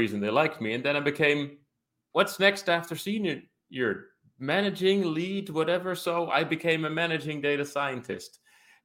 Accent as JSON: {"language": "English", "town": "Rotterdam", "region": "South Holland", "country": "Netherlands", "tie": "born or raised there", "said": "I ended up graduating on crime analysis for my hometown of Rotterdam"}